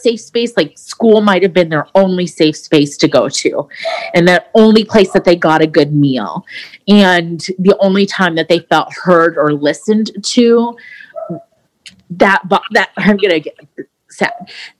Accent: South Dakota, United States; born there; also born or lived in Portugal / Virginia / Okinawa; And so I was born in South Dakota. We lived in Portugal. And my sister was born there. We lived in Virginia. And then we spent about 6 years in Okinawa.

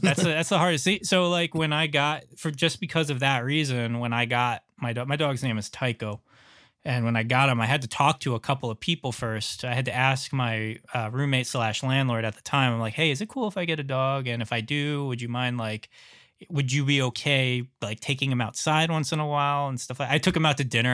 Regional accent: New York, United States; New York? That's where I'm from

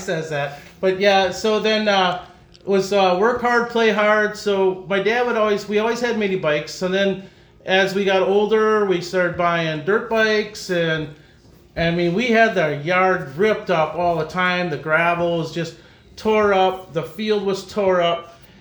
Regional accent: De Pere, Wisconsin, United States; growing up in De Pere, nice racetrack there, fun, a lot of people

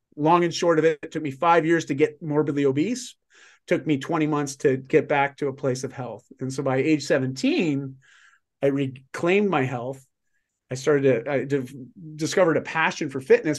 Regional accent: Canada; I'm Canadian

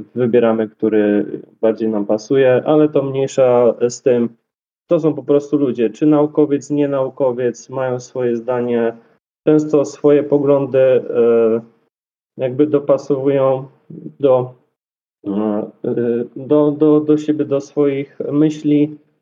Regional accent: Dobra, Poland; also born or lived in Kraków; u siebie w Dobrej

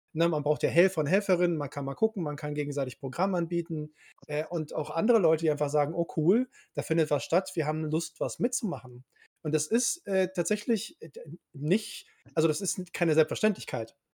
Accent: Cologne, North Rhine-Westphalia, Germany; dass ich gebürtiger Kölner bin

